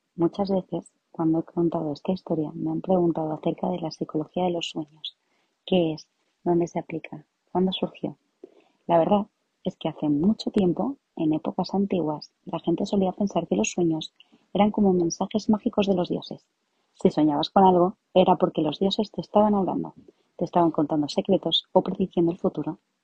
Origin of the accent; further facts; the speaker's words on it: Madrid, Community of Madrid, Spain; soy psicóloga. Me especialicé en psicología clínica y también soy de Madrid